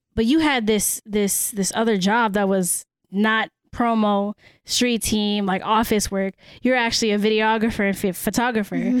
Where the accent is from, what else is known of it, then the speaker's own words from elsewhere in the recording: San Francisco, California, United States; first language Cebuano; English is a second language; I was born and raised in San Francisco